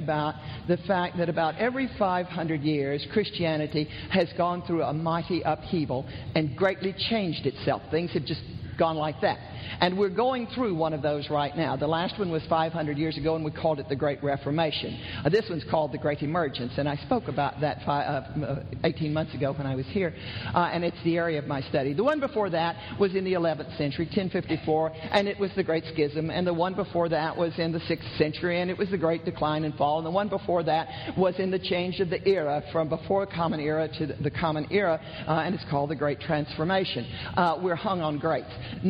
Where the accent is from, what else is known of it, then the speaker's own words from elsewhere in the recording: the South, United States; I'm from the South, and you know, every once when you get going, somebody will say, "You go, sister." And I hate coming north because nobody does that.